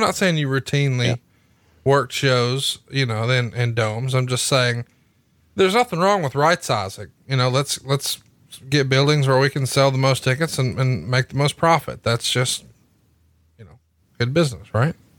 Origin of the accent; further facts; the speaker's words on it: Alabama, United States; You're going to be in my home state